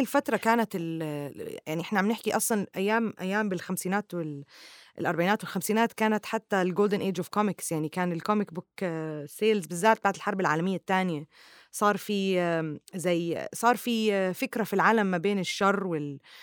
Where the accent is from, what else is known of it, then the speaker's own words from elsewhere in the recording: Jordan; now in Dubai, United Arab Emirates; من الأردن